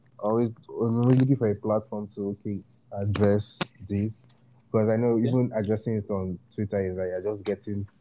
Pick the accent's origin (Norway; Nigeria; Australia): Nigeria; Akwa Ibom; I'm from Akwa Ibom